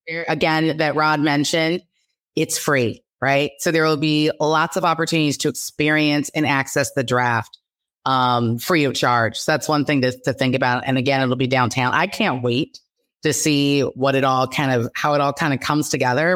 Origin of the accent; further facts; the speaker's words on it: Los Angeles, California, United States; now in Detroit, United States; I'm originally from Los Angeles, and I moved to Detroit in, uh, twenty ten